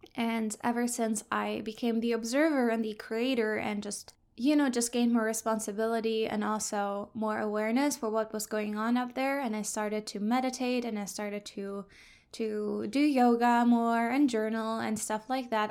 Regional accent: Hamburg, Germany; moved away as an adult; now in Vancouver Island, Canada; I'm originally from Germany, Hamburg, that's northern Germany.

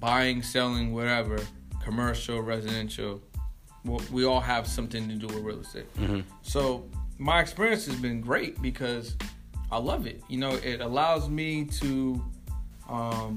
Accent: Boston, Massachusetts, United States; now in Austin, United States; I'm from Boston

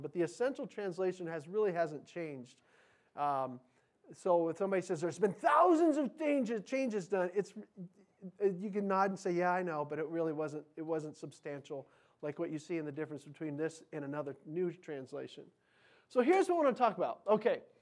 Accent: United States; as American Christians

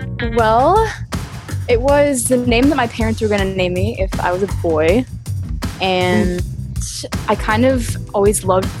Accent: Florida, United States; also born or lived in Washington; I am from Florida. I'm actually technically born in Washington State, and then I moved around a ton, but Florida is like my home base because where I went to high school and college.

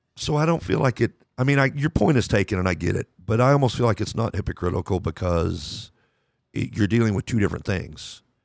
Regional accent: Lubbock, Texas, United States; I grew up in Lubbock, Texas

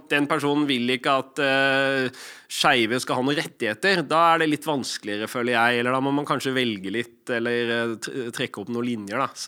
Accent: Lofthus, Vestland, Norway; accent: Odda/Hardanger dialect; also born or lived in Odda; Det er dialekt. Jeg ble født i Odda. Og så vokste jeg opp litt utafor der i Hardanger, i Lofthus.

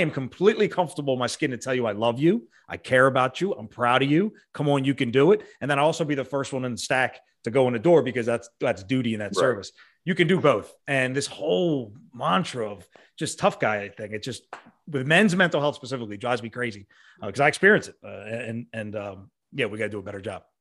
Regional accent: Montgomery County, Pennsylvania, United States; we grew up in Monco, Montgomery County, PA

